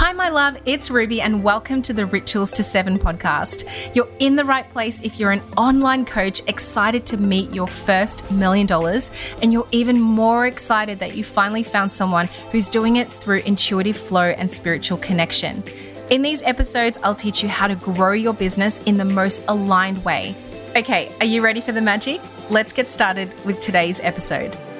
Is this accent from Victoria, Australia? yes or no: yes; Melbourne, Victoria, Australia; moved away; my hometown in Melbourne